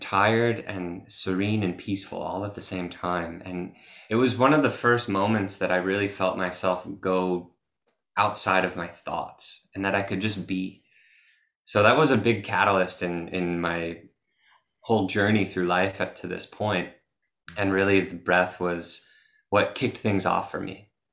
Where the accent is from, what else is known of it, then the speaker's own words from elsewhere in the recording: Massachusetts, United States; I'm from Massachusetts in the USA, and I grew up in nature as a as a kid